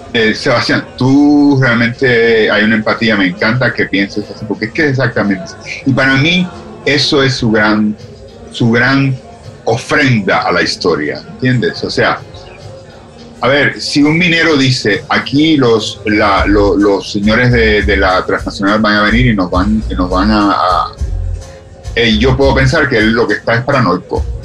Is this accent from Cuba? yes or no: yes; Cuba; moved away as an adult; los cubanos tenemos esa expresión